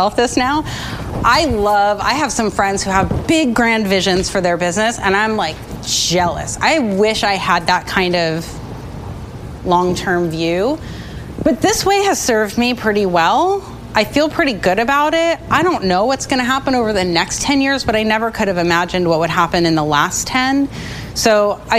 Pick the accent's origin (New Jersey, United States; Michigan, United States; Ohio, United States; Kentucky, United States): New Jersey, United States; I'm from New Jersey as well